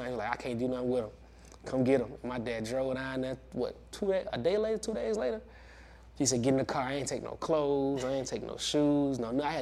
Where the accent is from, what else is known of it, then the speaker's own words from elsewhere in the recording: Benton Harbor, Michigan, United States; Yeah, I'm from Benton Harbor, Michigan. Small town, man. You know, rough town for sure. I feel like, you know, Benton Harbor really molded me, shaped me into the man I am today. Honestly, man, just growing up in Benton Harbor